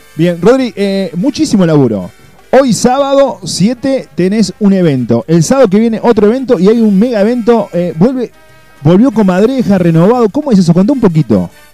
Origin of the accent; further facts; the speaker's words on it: Uruguay; now in Córdoba, Argentina; yo soy uruguayo me siento cordobés